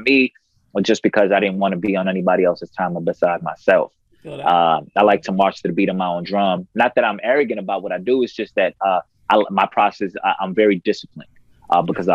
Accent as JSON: {"language": "English", "town": "New York City", "region": "New York", "country": "United States", "tie": "born or raised there", "also_born_or_lived": "Harlem, New York / Queens, New York", "said": "born and raised in Queens, New York. Grew up in Harlem. So I was back and forth."}